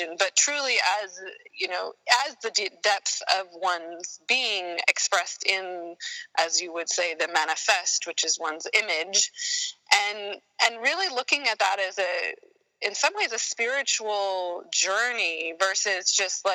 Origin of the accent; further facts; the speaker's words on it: Sacramento, California, United States; also born or lived in San Diego, California / Germany; I was born in Sacramento, and so I'm a California native, and lived my first formative, I guess, 12 years there